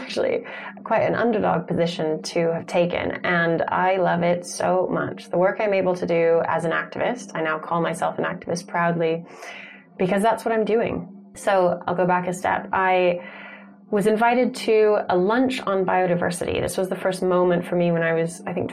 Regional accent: Santa Fe, New Mexico, United States; born or raised there; also born or lived in Tucson, Arizona

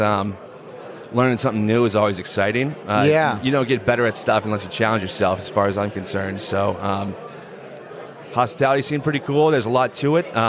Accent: Portland, Maine, United States; moved away as an adult; now in Boston, United States; I'm from Portland, Maine

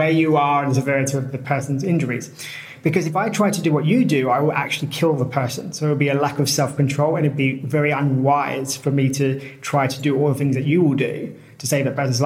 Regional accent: United Kingdom; moved away as an adult; also born or lived in Colombia / China / Latvia / Costa Rica; I'm British.

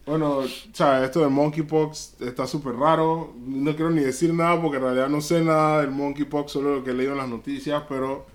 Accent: Panama; como panameño

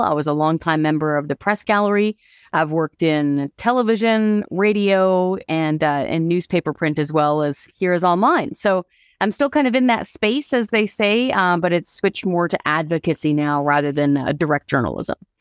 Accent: Hope, British Columbia, Canada; moved away; also born or lived in Courtenay, Vancouver Island / Ottawa; I grew up in Hope

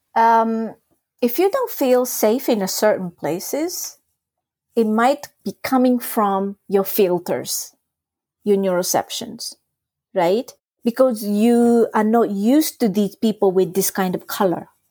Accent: Japan; first language Japanese; English is a second language; moved away as an adult; I was brought up in Japan, it's my first language, but I wasn't exposed to Japanese adult culture because I left Japan when I was eighteen

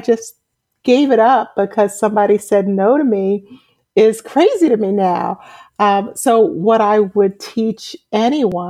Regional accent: New York City, New York, United States; moved away as an adult; now in Atlanta, United States; I'm originally from Brooklyn, New York. I was raised in a Caribbean American family, and I came to Atlanta in 2007

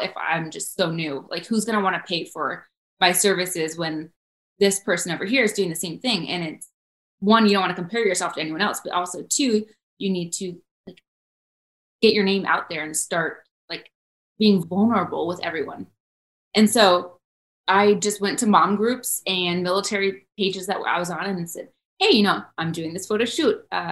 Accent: Florida, United States; moved away as an adult; also born or lived in Charleston; I was from Florida. I went to high school there. My mom's there.

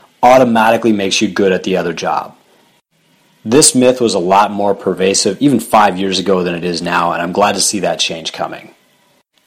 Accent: Canada; I'm Canadian

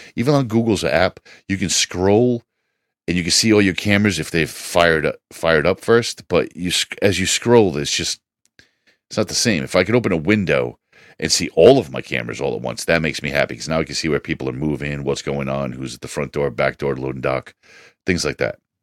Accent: United States

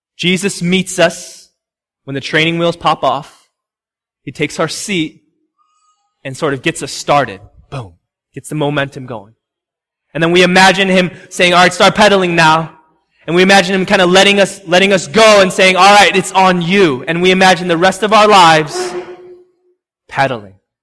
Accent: Chicago, Illinois, United States; also born or lived in Homewood, Illinois; now in Massachusetts, United States; I'm from Chicago

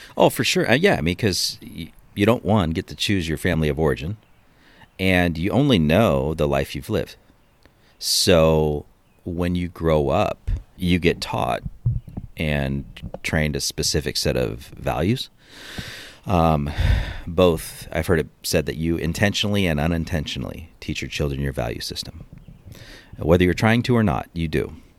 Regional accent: Cleveland, Ohio, United States; I was born in Cleveland, Ohio, um, back in nineteen seventy-five.

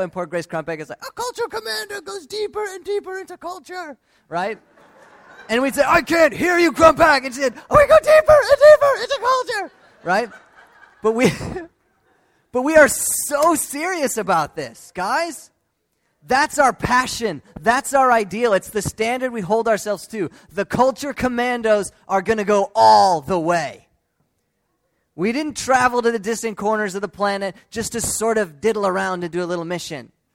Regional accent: United States; Growing up in the United States

